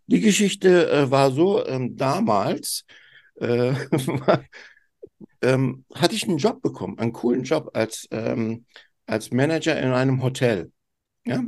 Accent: Turkey; ich bin ja Türke

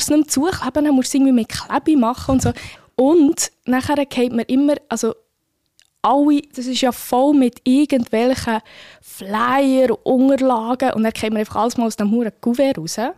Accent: Bern, Switzerland; Das würde mich wirklich als Bernerin sehr freuen.

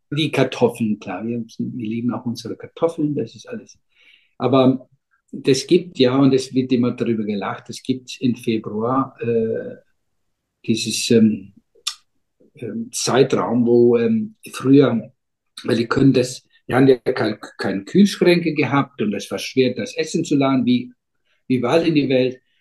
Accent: Iceland; German is a second language; also born or lived in Berlin, Germany; ich bin aufgewachsen, ähm, äh, wir sind hier alle aufgewachsen am Meer

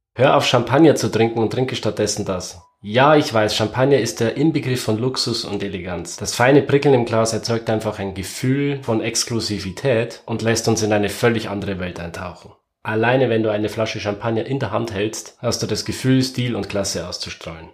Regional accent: Germany; wir als Deutsche

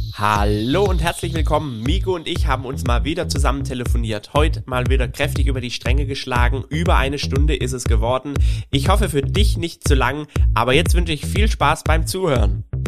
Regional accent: Swabia, Germany; ich bin ja Schwabe

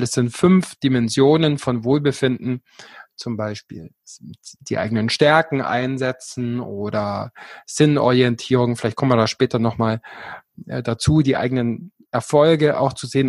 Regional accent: Allgäu, Bavaria, Germany; now in Garmisch-Partenkirchen, Germany; ich komme ursprünglich aus dem Allgäu

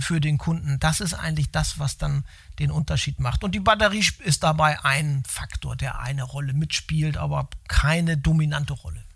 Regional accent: Hamburg, Germany; moved away as an adult; Ich bin Ur-Hamburger

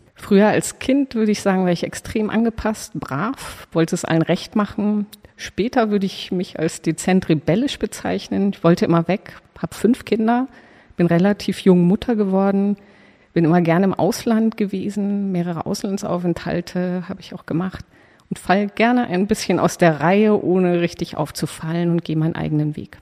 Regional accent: Munich, Bavaria, Germany; moved away as an adult; also born or lived in Belgium; now in Berlin, Germany; ich bin äh, geboren in München und auch aufgewachsen dort, zur Schule gegangen

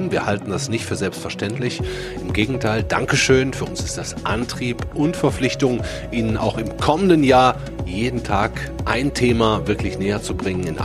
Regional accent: Duisburg, North Rhine-Westphalia, Germany; schaue auf die Mündung der beiden Flüsse Rhein und Ruhr in meiner Heimatstadt Duisburg.

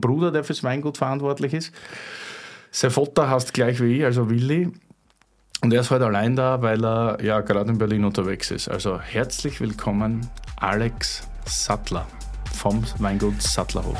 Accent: Styria, Austria; accent: Styrian; moved away; aus meiner Heimat, aus der Steiermark

